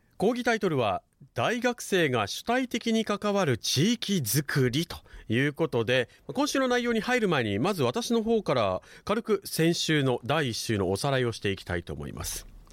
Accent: Okinawa, Japan; 沖縄市、まあ、私の地元でもあるんですけれども

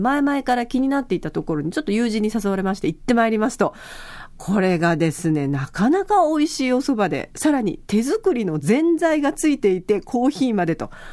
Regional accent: Yaese, Okinawa, Japan; 私の地元の八重瀬町

